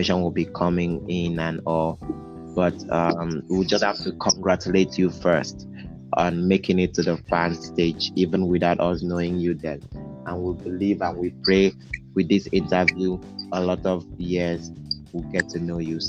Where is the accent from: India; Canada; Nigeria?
Nigeria; I'm a Nigerian